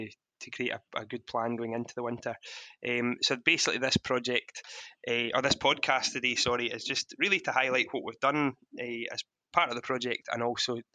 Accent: Ayrshire-Lanarkshire border, Scotland, United Kingdom; we also come from a beef and sheep farm just on the Ayrshire-Lanarkshire border

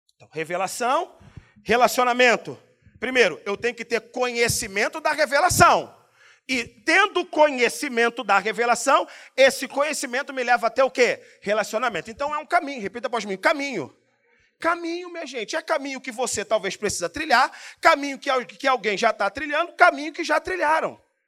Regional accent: Brazil; Eu sou brasileiro

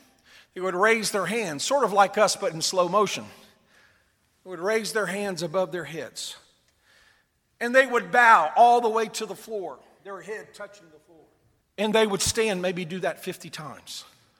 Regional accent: South Korea; I was raised in Korea, as I stated, and the majority of people there were not Christians and still aren't.

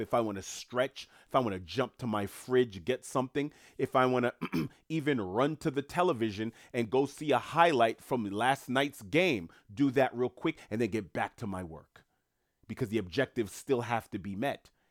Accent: New York City, New York, United States; moved away; also born or lived in Queens, New York; I'm from New York City. I've worked in Manhattan most of my life. I don't live in New York at the moment

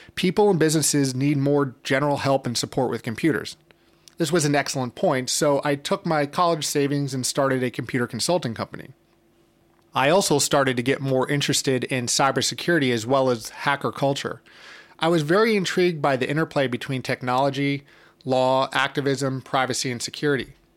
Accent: New York City, New York, United States; I'm originally from New York City, and I currently live in Brooklyn

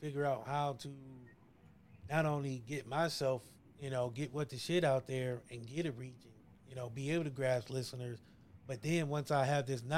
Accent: Ohio, United States; I'm from Ohio

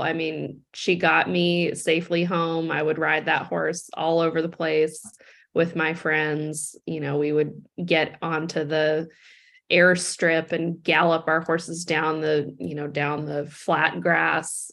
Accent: Seattle, Washington, United States; I grew up in Seattle

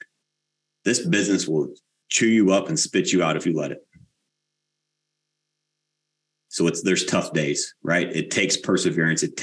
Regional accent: United States; we as the American people

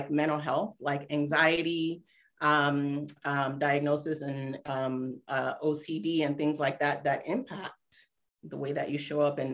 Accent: Cincinnati, Ohio, United States; also born or lived in Nigeria; now in Ghana; from fifth grade on, I was back in the States, in Ohio, actually. So I'm a Midwesterner

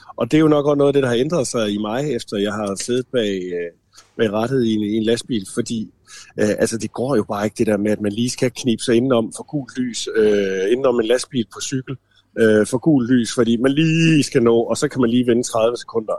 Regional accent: the end of Randers Fjord, Central Denmark Region, Denmark; moved away as an adult; i lokalområdet ude for enden af Randersjord, hvor jeg voksede op

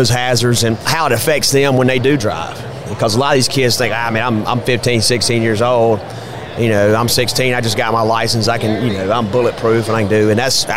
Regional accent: Columbia, Mississippi, United States; also born or lived in Hattiesburg, Mississippi; I grew up in a small town called Columbia

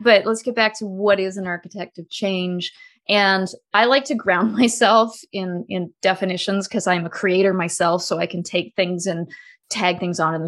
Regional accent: Canada; when I came out as a Canadian citizen

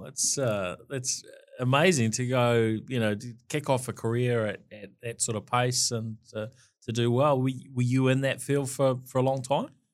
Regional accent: Dunedin, Otago, New Zealand; moved away as an adult; now in Auckland, New Zealand; I was born in Dunedin in Queen Mary Hospital

